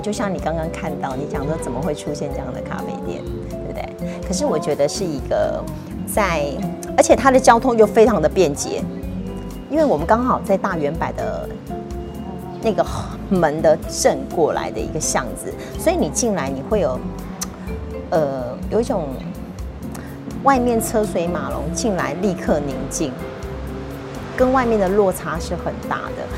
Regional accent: Banqiao, New Taipei, Taiwan; 其实这个是我的老家。那我一直在从事咖啡店

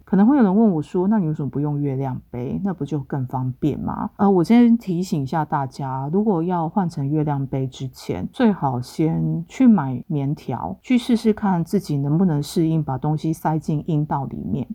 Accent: Taipei, Taiwan; 我就在台北长大

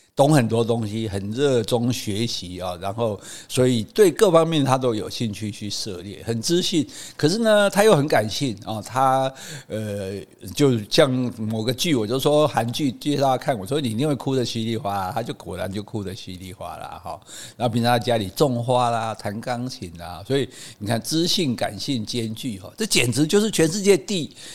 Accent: Taiwan; 我们的教育就是让我们觉得台湾人就是中国人的后代

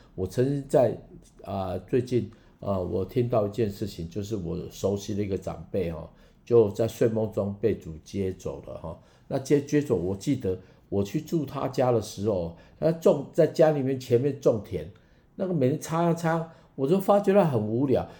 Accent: Taiwan; accent: Taiwanese Mandarin; 我台湾国语

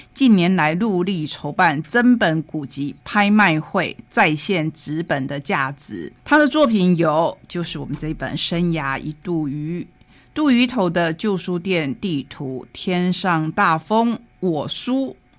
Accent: Taitung County, Taiwan; 我们台东人

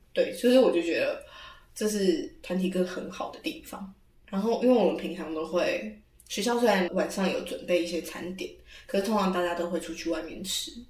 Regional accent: Taiwan; 我是台湾人

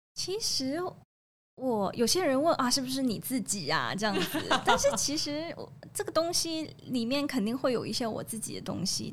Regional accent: Hong Kong; now in Taiwan; 我是香港人，香港人

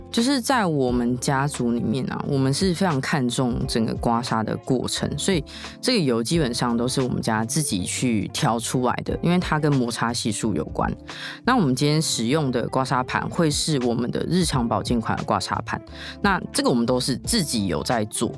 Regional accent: Tainan, Taiwan; 我不是住台北，然后我又是台南人

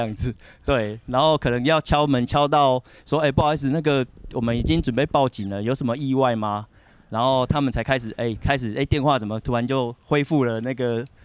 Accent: Taipei, Taiwan; moved away as an adult; now in Kenting, Taiwan; 我是十年前很喜欢，呃，来我们这个垦丁才下来的，那我也是台北人

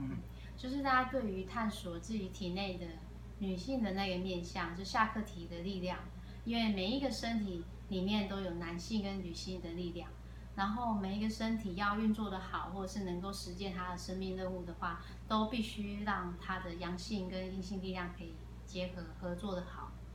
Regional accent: Taipei, Taiwan; moved away as an adult; also born or lived in Taichung; now in Taitung, Taiwan; 我是，呃，土生土长的台北人。台北人，OK。但是只住到十九岁

